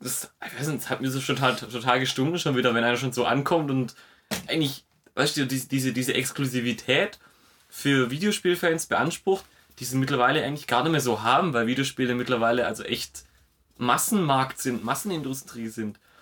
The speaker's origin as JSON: {"language": "German", "town": "Stuttgart", "region": "Baden-Württemberg", "country": "Germany", "said": "bei uns in Stuttgart-Zuffenhausen"}